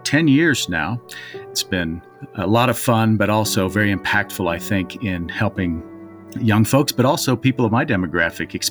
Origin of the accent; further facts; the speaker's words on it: Michigan, United States; living and growing up in Michigan on a lake